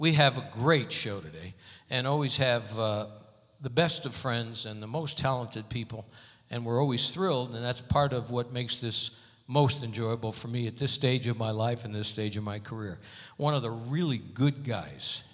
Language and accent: English; Hartford, Connecticut, United States; Hartford, Connecticut, my hometown